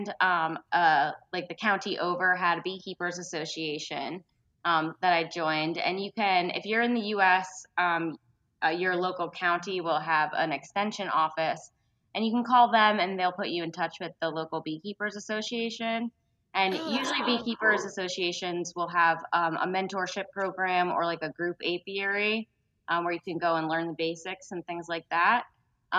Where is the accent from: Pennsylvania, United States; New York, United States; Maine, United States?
New York, United States; upstate; now in Central Florida, United States; I was originally from upstate New York